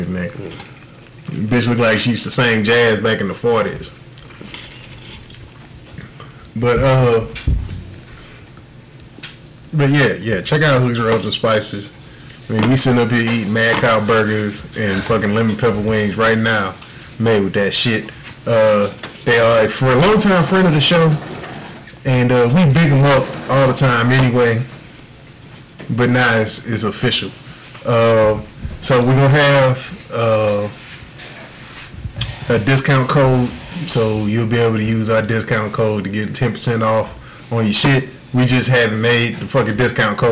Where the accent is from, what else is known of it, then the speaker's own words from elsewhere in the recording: Houston, Texas, United States; I grew up in Houston